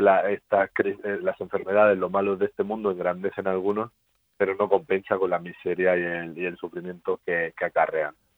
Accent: Spain; somos los españoles

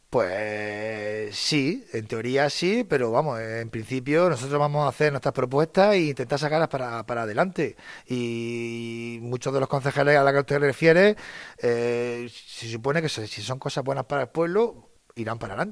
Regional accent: Ricote, Region of Murcia, Spain; tener un trabajo y quedarme vivir en Ricote.

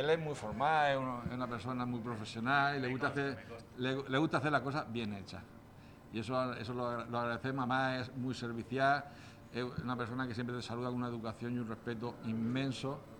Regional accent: Bullas, Region of Murcia, Spain; nosotros decimos en Bullas, en mi pueblo, está hecho un tirilla

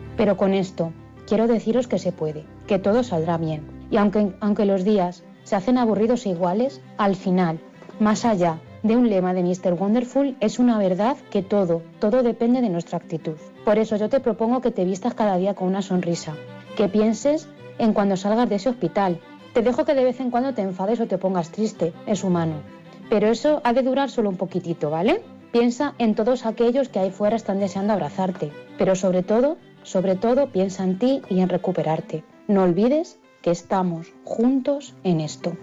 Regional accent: Toledo, Castilla-La Mancha, Spain; now in Guadalajara, Spain; aunque soy de Toledo, vivo actualmente en Guadalajara, donde trabajo como profe

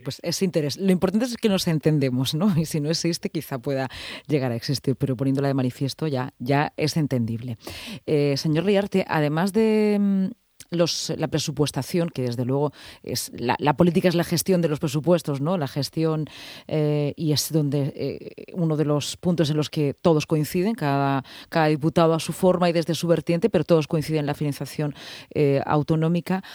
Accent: Region of Murcia, Spain; somos españoles, somos murcianos, somos europeos

